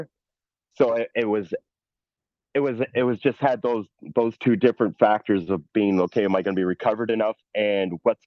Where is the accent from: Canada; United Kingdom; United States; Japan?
Canada; Hamilton, Ontario; I'm from Hamilton, Ontario, sea level